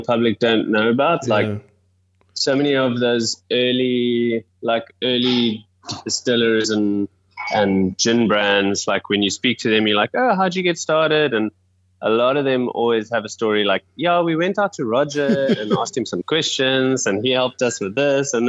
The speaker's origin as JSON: {"language": "English", "town": "Wellington", "region": "Western Cape", "country": "South Africa", "tie": "born or raised there", "also_born_or_lived": "Johannesburg", "said": "I was born in Joburg, moved down to Wellington, which is a small town about an hour outside of Cape Town, when I was about 7. And then, yeah, I've been here in kind of the Western Cape for ever since then"}